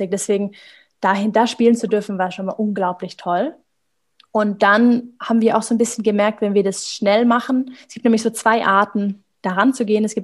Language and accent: German; Ulm, Baden-Württemberg, Germany; in Ulm, also ich komme aus dem Süden von Deutschland, das ist eine kleine Stadt